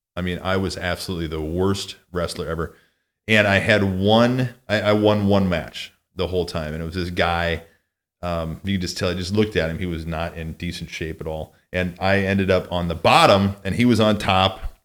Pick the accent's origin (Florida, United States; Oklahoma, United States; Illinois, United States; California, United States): Illinois, United States; Mount Carroll; now in South Lake Tahoe, United States; where I grew up in Mount Carroll, Illinois